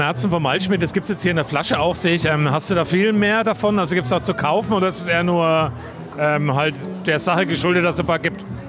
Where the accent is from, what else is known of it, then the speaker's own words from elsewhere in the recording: Coburg, Bavaria, Germany; ich bin ja aus Coburg und bin ja in Coburg auch relativ bekannt